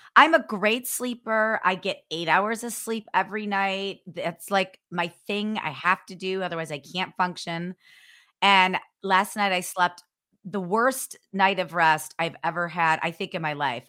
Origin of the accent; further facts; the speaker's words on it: Ohio, United States; I'm from Ohio